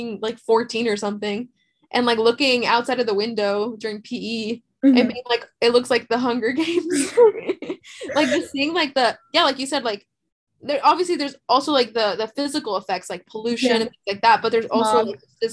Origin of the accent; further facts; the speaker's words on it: Los Angeles, California, United States; also born or lived in Carson; I was born in Harbor